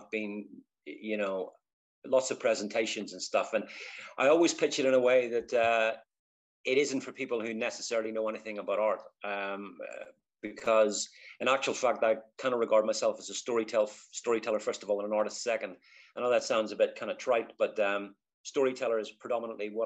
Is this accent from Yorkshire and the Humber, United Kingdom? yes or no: no; Belfast, Northern Ireland, United Kingdom; moved away as an adult; also born or lived in London; now in Rochester, United Kingdom; So born in 1966 in Belfast. I say East Belfast